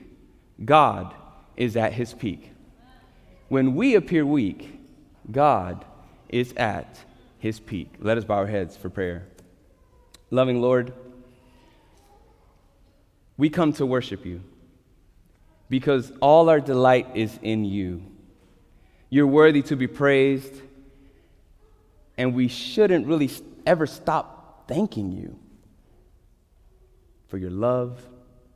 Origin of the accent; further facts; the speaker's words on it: New York, United States; as a New Yorker